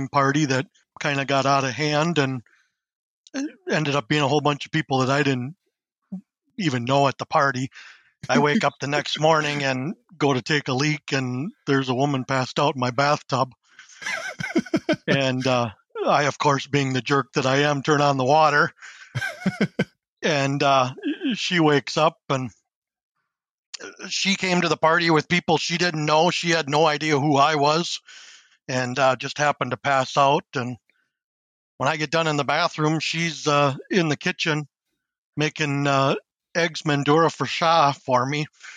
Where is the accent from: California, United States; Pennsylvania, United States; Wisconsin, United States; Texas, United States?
Wisconsin, United States; Shawano; Shawano, Wisconsin, just about a half an hour west of Green Bay